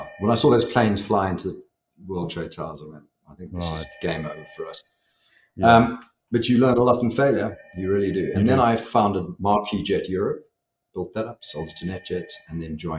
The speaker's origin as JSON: {"language": "English", "country": "South Africa", "tie": "born or raised there", "also_born_or_lived": "United States / Amsterdam / Milan / London", "moved": "as an adult", "said": "I grew up in South Africa, school, university, military service in the days when we had to do it. And then I spent 6 years in the US"}